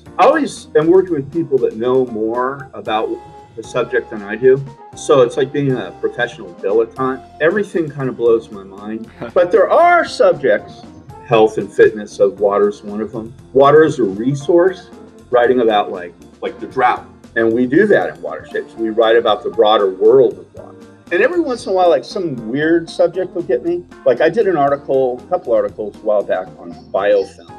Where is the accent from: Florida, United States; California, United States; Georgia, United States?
California, United States; Southern; moved away as an adult; also born or lived in Western Washington State; now in Palm Springs, United States; Growing up, I'm from Southern California where I've lived most of my life. You know, I grew up in swimming pools and going to the beach.